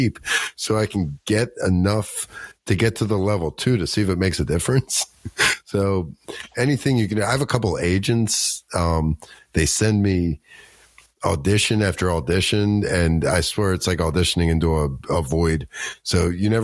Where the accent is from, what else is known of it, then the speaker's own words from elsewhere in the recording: Baltimore, Maryland, United States; moved away as an adult; also born or lived in Colorado; I'm from Baltimore, Maryland. And I grew up here, and then I moved out to Colorado for about 20 years and then moved back here.